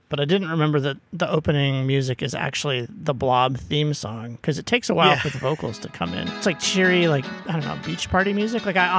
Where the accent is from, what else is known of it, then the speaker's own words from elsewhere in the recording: outside of Denver, Colorado, United States; I grew up outside of Denver